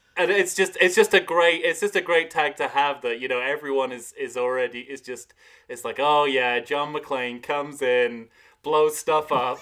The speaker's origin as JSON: {"language": "English", "country": "United Kingdom", "moved": "yes", "said": "a British expat"}